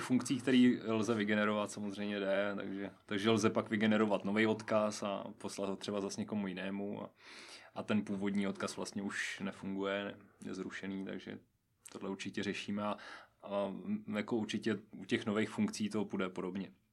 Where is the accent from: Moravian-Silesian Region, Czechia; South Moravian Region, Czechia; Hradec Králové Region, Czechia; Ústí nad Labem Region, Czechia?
Hradec Králové Region, Czechia; Nová Paka; moved away as an adult; now in Pardubice, Czech Republic; z nové paky pocházím a hrdě se k ní hlásím